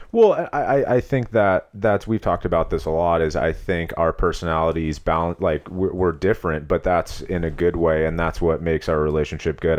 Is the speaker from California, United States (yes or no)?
yes; Long Beach, California, United States; moved away as an adult; also born or lived in Los Angeles / Palos Verdes / Arizona; I'm from Southern California, originally Los Angeles. I grew up in Long Beach and Palos Verdes